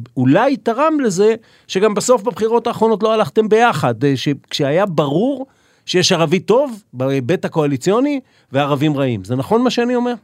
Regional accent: Israel; אנחנו שנולדנו פה, כמו שאתה אומר, שאנחנו מהמקום הזה ואנחנו גדלנו בתוכו

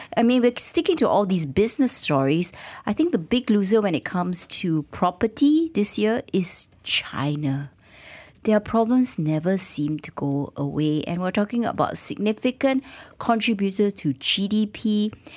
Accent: Malaysia; our rights as a Malaysian

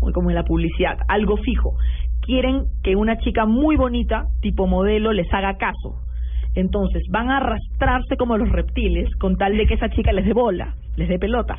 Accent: Peru

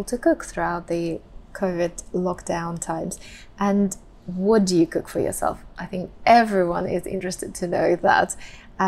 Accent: Russia; So I come from Russia and we eat cabbage a lot.

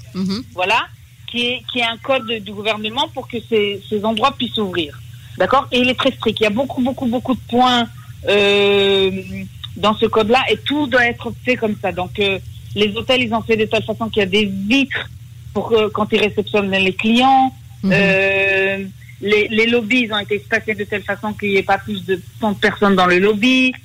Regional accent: France; now in Israel; en tant que Française

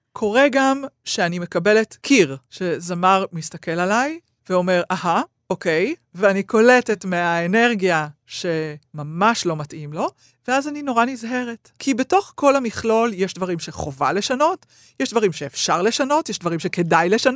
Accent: Israel; אני ישראלית

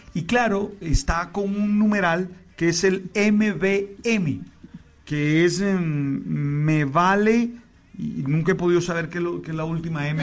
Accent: Caribbean Region, Colombia; yo nací en el Caribe

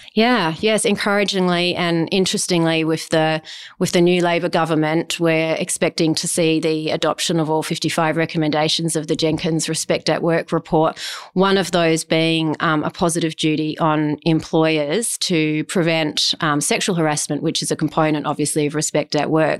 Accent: Adelaide, South Australia, Australia; also born or lived in Mount Gambier; I grew up in Adelaide

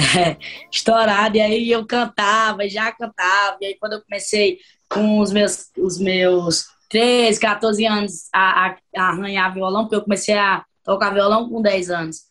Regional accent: Ceará, Brazil; eu sou cearense, eu sou nordestina, e aqui a gente vive o forró

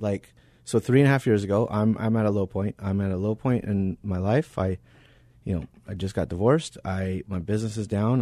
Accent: Arizona, United States; I was born and raised here in Arizona

